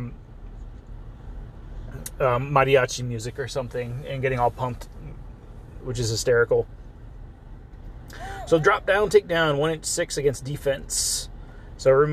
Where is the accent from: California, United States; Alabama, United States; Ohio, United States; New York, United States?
California, United States; Southern; I'm from Southern California, where you see a lot of luchador stuff